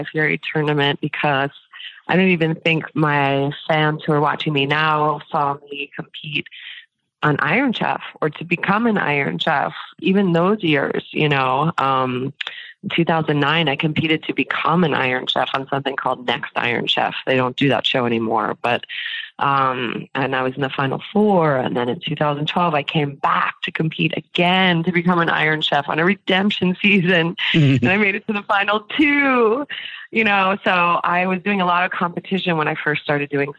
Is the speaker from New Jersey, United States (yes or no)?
yes; New Jersey, United States; now in New York City, United States; I grew up in New Jersey